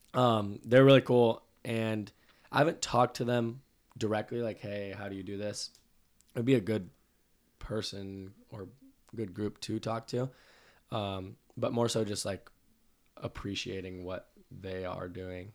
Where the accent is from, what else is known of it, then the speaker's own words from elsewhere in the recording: Santa Clarita, California, United States; I'm from Santa Clarita